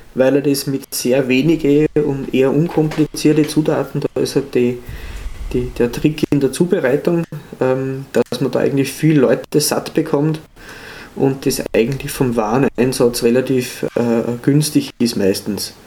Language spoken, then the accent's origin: German; Upper Austria, Austria; aus Oberösterreich, meiner Heimat